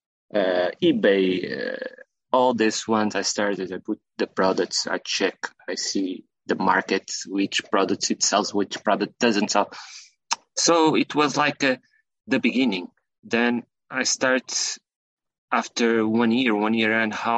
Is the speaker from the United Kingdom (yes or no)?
no; Portugal; I'm from Portugal